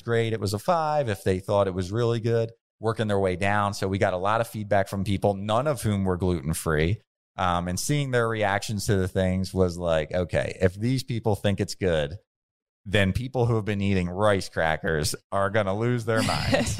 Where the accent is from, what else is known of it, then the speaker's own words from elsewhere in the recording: Bensalem, Pennsylvania, United States; I grew up in Ben's Town. Um, since I was six years old, I lived in Ben Salem